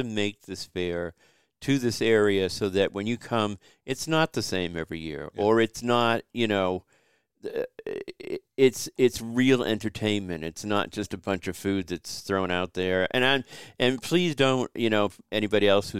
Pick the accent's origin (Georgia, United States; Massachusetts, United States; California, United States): Massachusetts, United States; moved away as an adult; also born or lived in North Carolina; now in Kinston, United States; I'm born and raised in Massachusetts. But I have been in North Carolina the past 15, 16 years